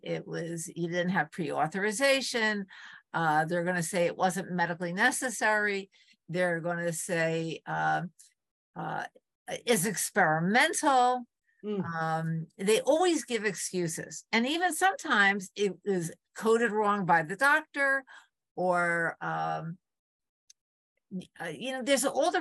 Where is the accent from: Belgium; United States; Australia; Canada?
United States; Port Jervis, New York; moved away as an adult; also born or lived in Arlington, Massachusetts; my hometown, Port Jervis, New York